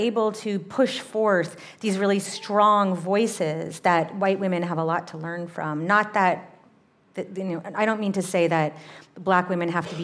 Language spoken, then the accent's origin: English; Massachusetts, United States; my hometown in Massachusetts